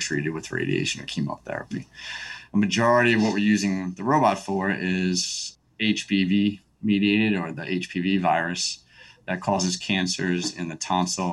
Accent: New York, United States; now in Texas, United States; I'm a native of New York

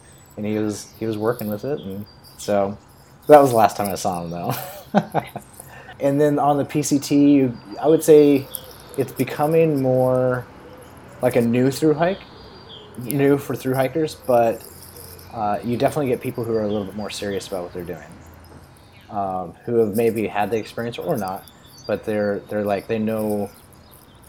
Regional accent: West Coast, United States; growing up on the West Coast and loving the Sierra and loving Oregon

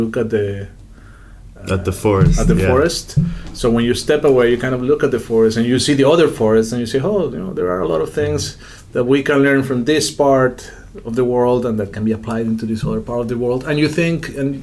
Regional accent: Bogota, Colombia; moved away as an adult; also born or lived in United States; now in Spain; for most of us who grew up in big cities in Colombia, I grew up in Bogota

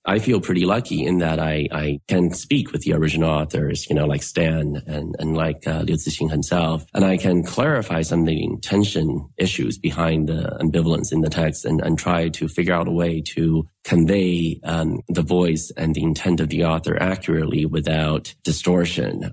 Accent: United States; I'm an American writer

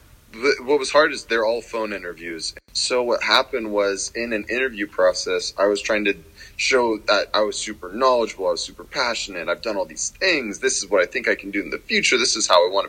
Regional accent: Nevada City, California, United States; moved away as an adult; now in Seattle, United States; I went back to my hometown, which is a small city called Nevada City, a little outside of Tahoe in California

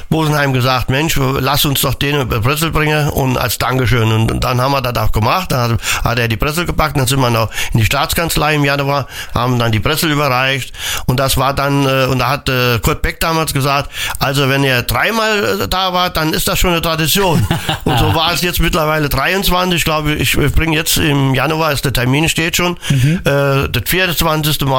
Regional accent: Mittelreidenbach, Rhineland-Palatinate, Germany; Also Mittelreidenbach ist meine Boah. Äh, äh, Heimat, wo ich geboren bin.

